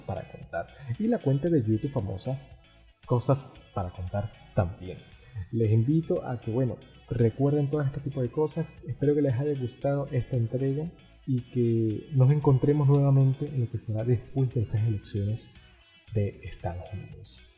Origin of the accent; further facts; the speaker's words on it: Venezuela; yo como venezolano